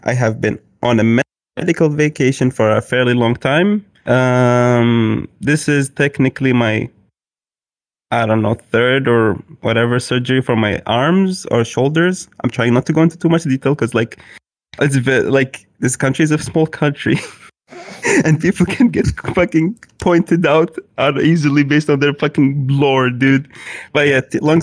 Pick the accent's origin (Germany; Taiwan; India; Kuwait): Kuwait; I am from Kuwait.